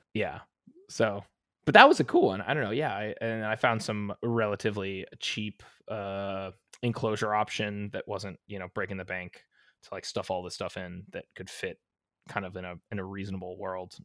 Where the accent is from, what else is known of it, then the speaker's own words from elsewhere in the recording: Las Vegas, Nevada, United States; moved away; Vegas, which is my hometown.